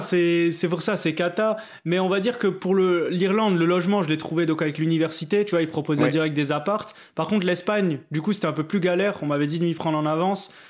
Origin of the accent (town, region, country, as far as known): France